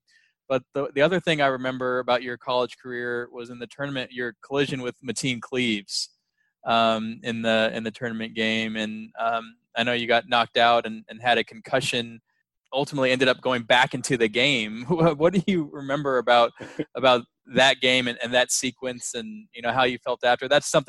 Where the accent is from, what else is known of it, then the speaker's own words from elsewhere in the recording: Dallas, Texas, United States; I'm 33, and so, you know, I remember, and I grew up in Dallas